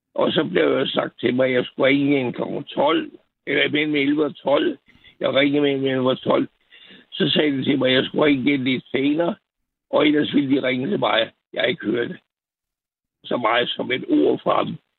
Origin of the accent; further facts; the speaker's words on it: Copenhagen, Capital Region of Denmark, Denmark; jeg er født på Rigshospitalet